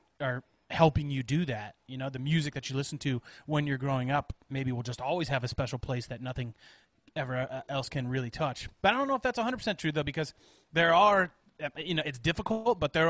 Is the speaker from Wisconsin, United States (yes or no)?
yes; Janesville, Wisconsin, United States; moved away; also born or lived in Colorado; I spent probably 7 years of my life growing up in Janesville, Wisconsin